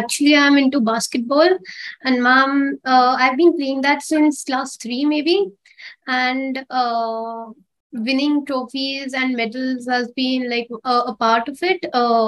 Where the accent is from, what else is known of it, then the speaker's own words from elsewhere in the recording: Kolkata, West Bengal, India; I'm from Kolkata. I'm a 14-year-old.